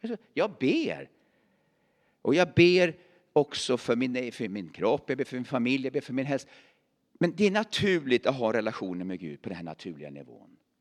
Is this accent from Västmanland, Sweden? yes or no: no; Värmland, Sweden; moved away; also born or lived in Åstorp; jag är värmlänning